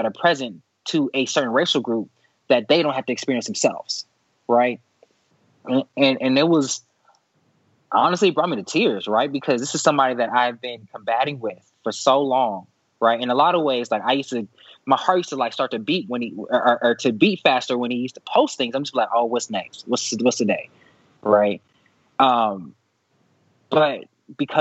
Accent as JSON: {"language": "English", "town": "Dallas", "region": "Texas", "country": "United States", "tie": "born or raised there", "said": "I'm from Dallas, Texas. And so I grew up in the South."}